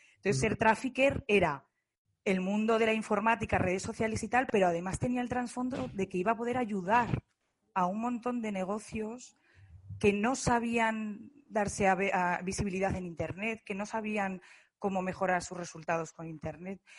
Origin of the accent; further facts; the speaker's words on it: Zaragoza, Aragon, Spain; soy de Zaragoza